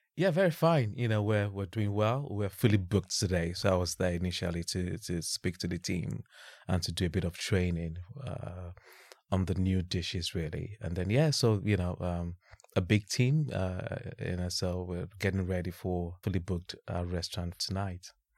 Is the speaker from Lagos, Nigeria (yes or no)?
no; Ibadan, Oyo, Nigeria; moved away as an adult; also born or lived in Bradford; now in London, United Kingdom; born and bred in Ibadan